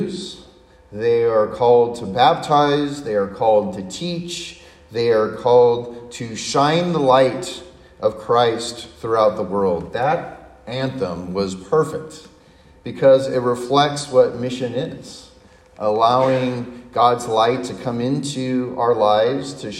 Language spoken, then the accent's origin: English; San Diego, California, United States; growing up in my hometown in San Diego, which is a Navy town